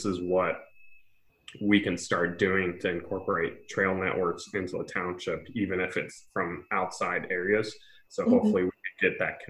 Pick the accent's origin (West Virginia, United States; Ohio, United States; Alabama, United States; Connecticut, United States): Ohio, United States; Mentor; moved away as an adult; now in Cincinnati, United States; I'm from Menor